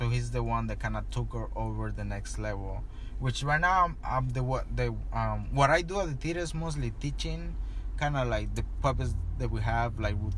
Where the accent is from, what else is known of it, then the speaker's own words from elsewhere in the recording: Tijuana, Baja California, Mexico; now in Los Angeles, United States; I grew up and was born in Tijuana.